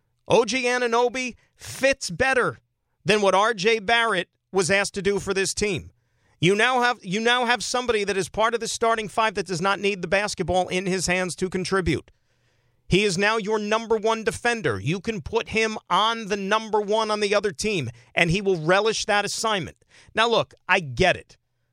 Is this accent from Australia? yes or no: no; Saskatchewan, Canada; I'm from Saskatchewan, born and raised. What's that about?